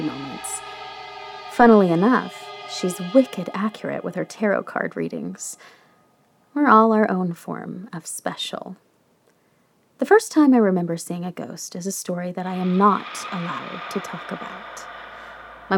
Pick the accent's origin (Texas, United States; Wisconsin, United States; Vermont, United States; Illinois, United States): Texas, United States; El Paso; I grew up in West Texas, El Paso specifically